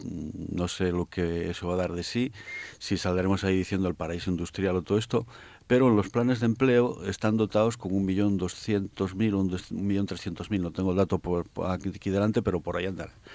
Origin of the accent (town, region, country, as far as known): Asturias, Spain